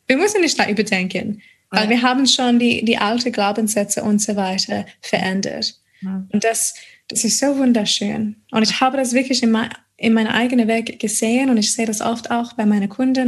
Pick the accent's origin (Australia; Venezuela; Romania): Australia; Adelaide, South Australia; German is a second language; moved away as an adult; also born or lived in United States / Auckland, New Zealand / Odenwald, Germany; now in Germany; Und dann kam ich wieder zurück äh, nach Australien, nach Adelaide, meine Heimat.